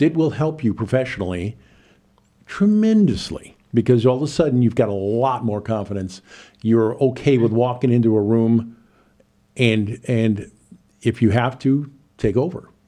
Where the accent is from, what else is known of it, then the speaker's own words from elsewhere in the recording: Chicago, Illinois, United States; moved away as an adult; now in Champaign, United States; I'm originally from Chicago, but being a T V vagabond, I went from one market to another over the last forty years